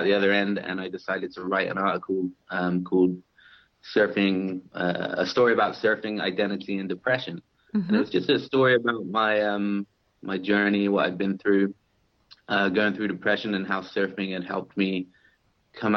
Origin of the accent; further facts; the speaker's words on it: South West England, United Kingdom; moved away as an adult; now in Huntington Beach, United States; I'm originally from England. I grew up in the southwest of England, in Dorset and Devon and Cornwall, and I moved to California about 10 or 11 years ago.